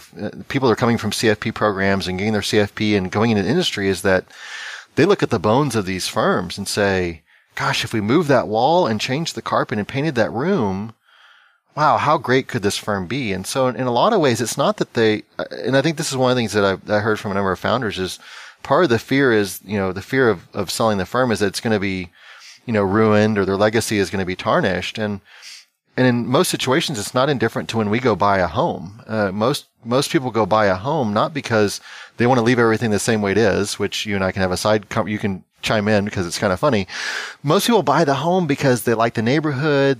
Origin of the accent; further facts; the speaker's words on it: Texas, United States; there's a show that's filmed in my home state called Fixer Upper